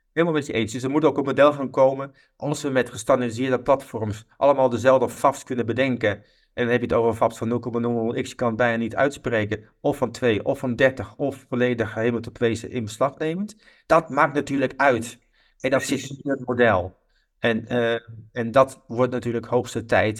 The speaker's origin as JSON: {"language": "Dutch", "country": "Netherlands", "said": "als Nederlanders"}